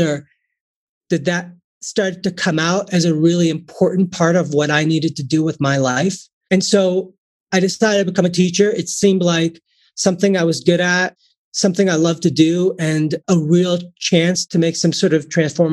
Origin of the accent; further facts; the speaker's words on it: Chicago, Illinois, United States; I was born and raised in Chicago